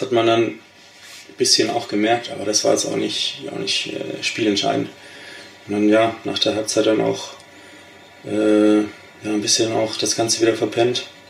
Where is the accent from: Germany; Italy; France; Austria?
Germany; Ditzingen, Baden-Württemberg; moved away as an adult; also born or lived in Bielefeld; now in Steinhagen, Germany; ich komme ja ursprünglich nicht aus Steinhagen, sondern aus Ditzing. Das ist in Baden-Württemberg, im, ich sag mal, im Großraum Stuttgart